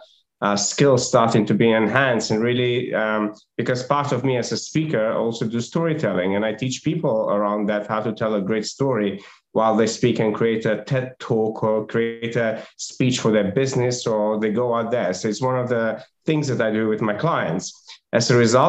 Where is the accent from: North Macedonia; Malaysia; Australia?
North Macedonia; moved away; Originally, I was born in Macedonia